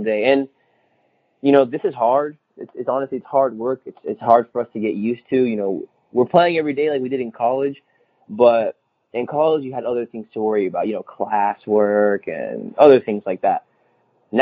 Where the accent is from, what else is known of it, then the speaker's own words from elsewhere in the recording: Orlando, Florida, United States; my hometown, Orlando